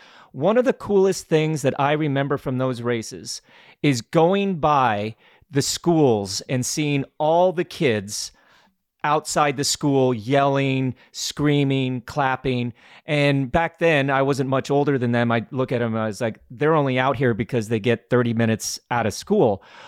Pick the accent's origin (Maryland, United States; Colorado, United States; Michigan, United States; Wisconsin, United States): Colorado, United States; Glenwood Springs; for me, that was growing up in Glenwood Springs in like 1982, maybe.